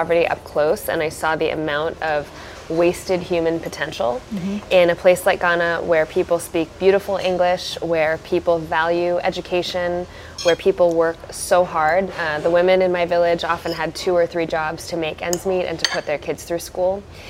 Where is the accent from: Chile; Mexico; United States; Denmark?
United States; Southern California; also born or lived in Buffalo, New York; I grew up in Southern California. My parents came here from India in the late 70s, and they moved from Buffalo to Southern California when I was quite young.